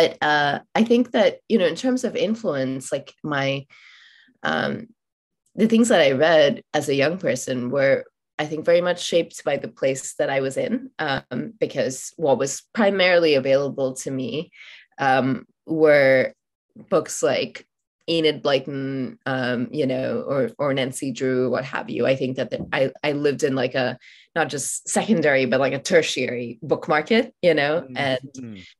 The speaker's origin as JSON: {"language": "English", "country": "Oman", "tie": "born or raised there", "said": "I grew up in Oman, and I'm from India. Both my parents are Indian."}